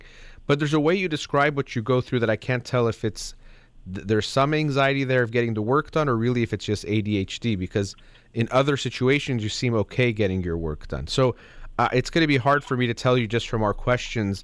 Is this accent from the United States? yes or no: yes; United States; I'm born and raised in America